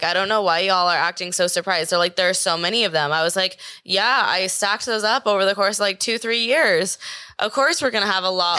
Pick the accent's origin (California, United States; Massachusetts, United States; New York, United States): California, United States; Manhattan Beach; Manhattan Beach in LA. It's like Los Angeles County.